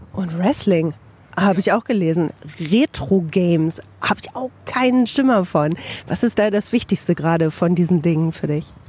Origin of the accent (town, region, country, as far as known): Bielefeld, North Rhine-Westphalia, Germany